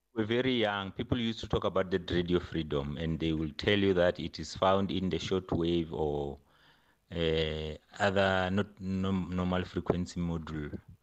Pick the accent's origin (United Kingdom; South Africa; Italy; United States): South Africa; Venda, Limpopo; also born or lived in Alexandra; when we grew up in Venda